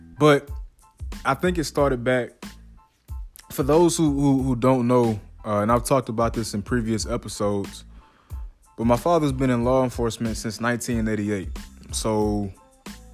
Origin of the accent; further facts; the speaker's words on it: South DeKalb County, Georgia, United States; also born or lived in Gwinnett County, Georgia; I came from South DeKalb County and went to another county in Gwinnett County, right? So I went to high school in Gwinnett County while still living in the south part of DeKalb County.